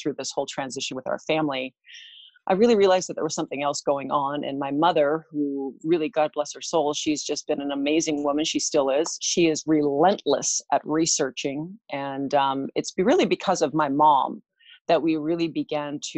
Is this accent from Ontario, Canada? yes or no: no; White Rock, British Columbia, Canada; I am from White Rock, BC, Canada. I was actually born here in Canada on the West Coast.